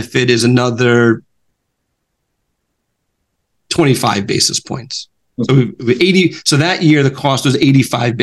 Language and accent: English; New York, United States; I'm from New York